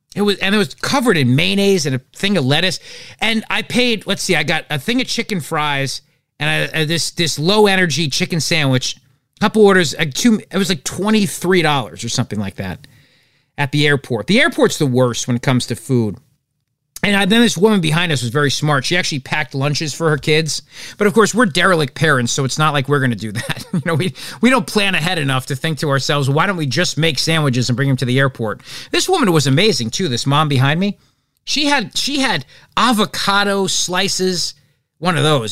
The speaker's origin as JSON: {"language": "English", "region": "New Jersey", "country": "United States", "said": "I'm from New Jersey"}